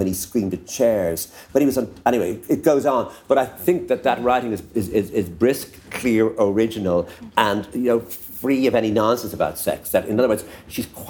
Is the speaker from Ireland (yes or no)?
yes; Enniscorthy, Leinster, Ireland; When we used to come up to Dublin on the train from Enniscorthy